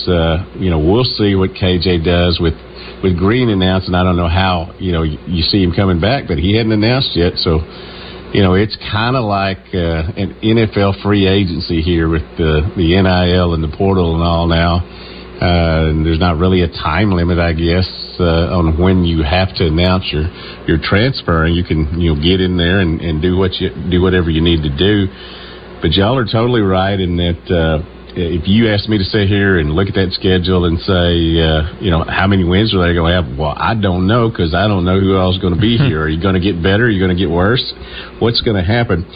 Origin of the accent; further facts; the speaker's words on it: Newport, Arkansas, United States; also born or lived in Little Rock, Arkansas / Memphis, Tennessee; I'm from Newport, Arkansas. Spent a lot of time in Little Rock and Memphis